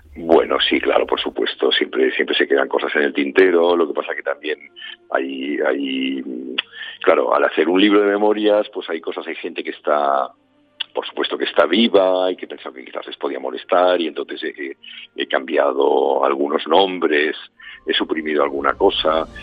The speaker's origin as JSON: {"language": "Spanish", "town": "Barcelona", "region": "Catalonia", "country": "Spain", "tie": "born or raised there", "said": "en Cataluña, en la parte donde yo crecí, donde, bueno, soy de Barcelona, pero donde pasaba veranos y así"}